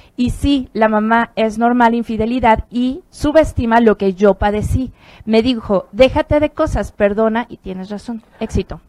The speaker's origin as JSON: {"language": "Spanish", "country": "Mexico", "tie": "born or raised there", "said": "yo nací en México"}